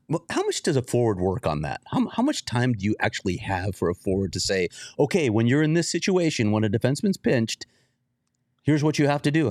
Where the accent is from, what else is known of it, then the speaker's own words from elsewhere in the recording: Chicago, Illinois, United States; I grew up in Chicago